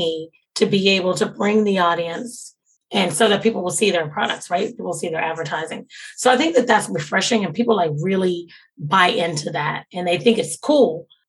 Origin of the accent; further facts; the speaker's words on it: Jacksonville, Florida, United States; now in Atlanta, United States; I'm from Jacksonville and I love Jacksonville, but I haven't done a lot in my hometown